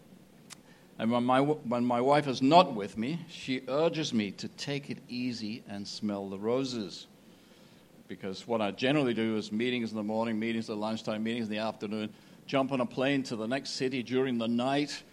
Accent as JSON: {"language": "English", "region": "Scotland", "country": "United Kingdom", "said": "I'm from Scotland."}